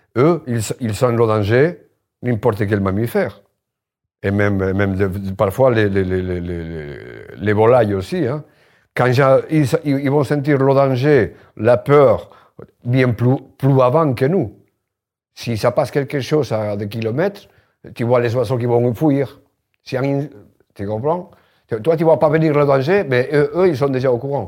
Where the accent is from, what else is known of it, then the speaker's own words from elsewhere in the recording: Spain; French is a second language; moved away as an adult; now in Limoges, France; je suis espagnol, et moi, en Espagne, je le raconte dans le livre, euh, je, je, je, j'ai grandi à la campagne